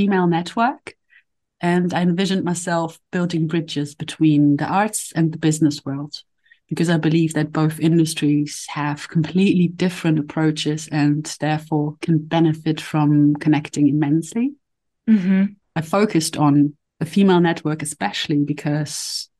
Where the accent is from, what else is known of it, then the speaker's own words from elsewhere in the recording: Poland; also born or lived in London, United Kingdom; now in Berlin, Germany; I'm a mother, I was born in Poland